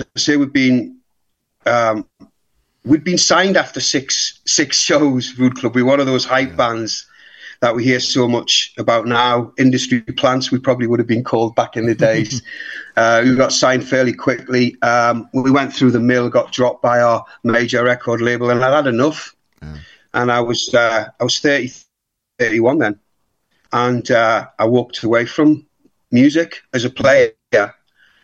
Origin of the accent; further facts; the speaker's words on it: South Shields, North East England, United Kingdom; also born or lived in Scotland; now in Manchester, United Kingdom; obviously you can tell by my accent. I was originally from the northeast. As a young lad, I grew up in a place called South Shields. Lived in Scotland for a while